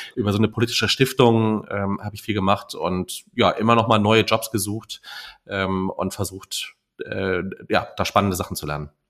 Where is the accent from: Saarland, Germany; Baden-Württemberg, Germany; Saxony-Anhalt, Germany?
Saarland, Germany; moved away; also born or lived in North Rhine-Westphalia; ich bin im Saarland aufgewachsen und äh, dann sind wir nach Nordrhein-Westfalen umgezogen